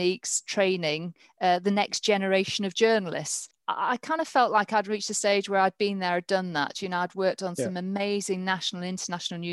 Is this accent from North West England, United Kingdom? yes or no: yes; Morecambe, North West England, United Kingdom; also born or lived in Norfolk / London; now in Northampton, United Kingdom; I'm from Morecambe